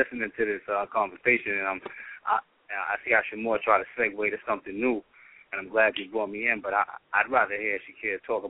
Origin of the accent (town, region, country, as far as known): New York City, New York, United States